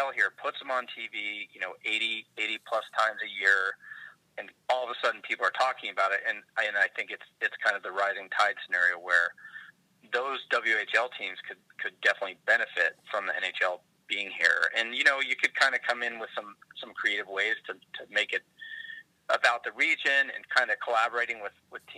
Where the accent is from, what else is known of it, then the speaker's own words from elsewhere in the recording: California, United States; now in Washington, United States; I grew up in California